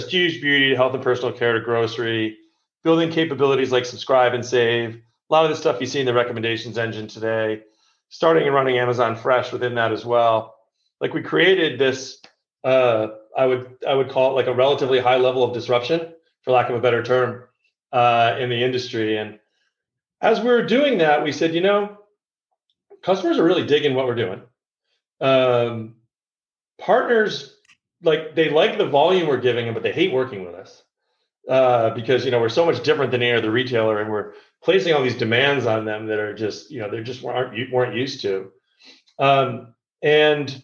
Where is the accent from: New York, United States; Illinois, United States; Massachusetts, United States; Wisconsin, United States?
New York, United States; I was born in New York, and I grew up a Mets fan.